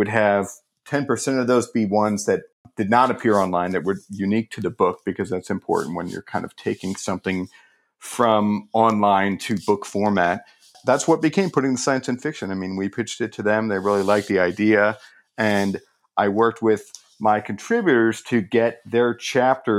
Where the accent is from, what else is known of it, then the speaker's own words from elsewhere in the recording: St. Louis, Missouri, United States; I grew up in St. Louis, Missouri, which is a city